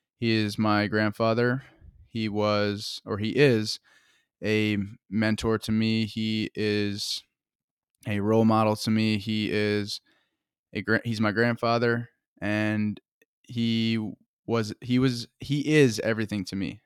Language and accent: English; Woodstock, Vermont, United States; I'm from Woodstock, Vermont